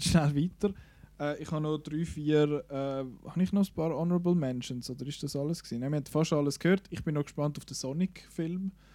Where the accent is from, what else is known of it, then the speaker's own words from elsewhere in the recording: Switzerland; bei uns in der Schweiz